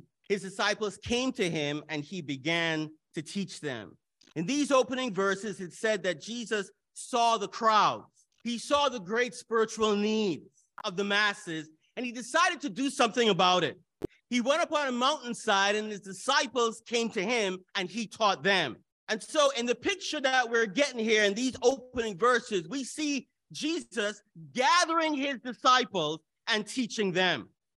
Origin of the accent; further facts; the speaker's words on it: Canada; And Toronto is in Canada, and I am a Canadian.